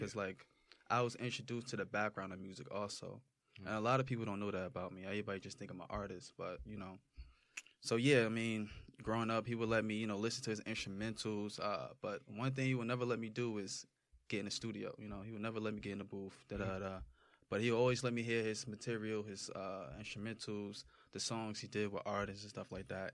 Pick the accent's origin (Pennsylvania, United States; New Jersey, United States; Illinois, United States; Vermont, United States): New Jersey, United States; Roselle; also born or lived in Irvington, New Jersey; I just grew up in Roselle